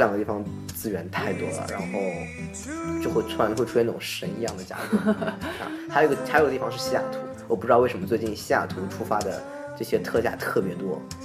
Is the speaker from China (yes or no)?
yes; China; 尤其我们中国人